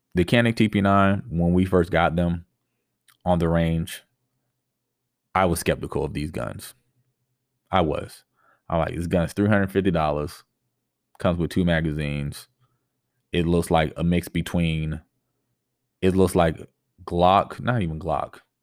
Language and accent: English; Tampa, Florida, United States; I grew up in the Tampa Bay area.